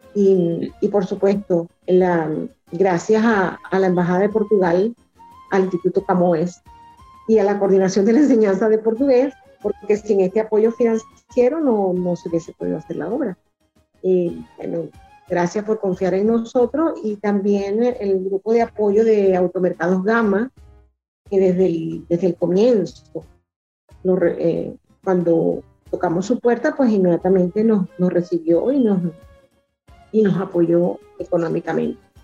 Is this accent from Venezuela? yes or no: yes; Venezuela; como venezolano